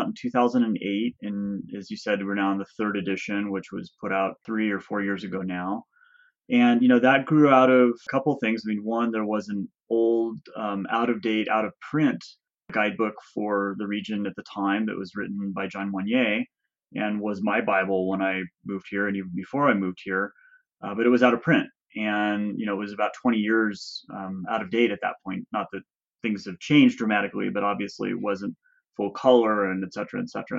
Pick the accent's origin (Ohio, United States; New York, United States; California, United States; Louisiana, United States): California, United States; Orange; moved away as an adult; also born or lived in Davis, California / Mammoth Lakes, California; now in Crowley Lake, United States; I grew up in Southern California in Orange